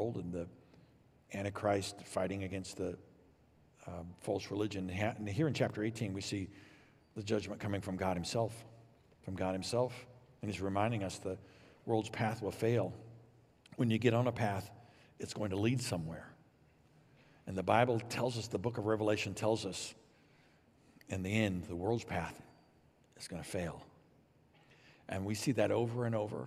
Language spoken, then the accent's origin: English; Illinois, United States; also born or lived in Texas; Vicki and I grew up here in Illinois, but we moved to Texas for seminary